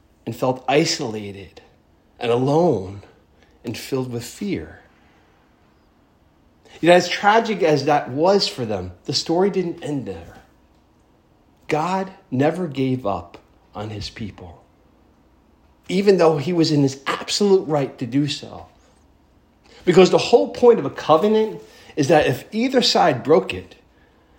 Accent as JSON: {"language": "English", "country": "United States"}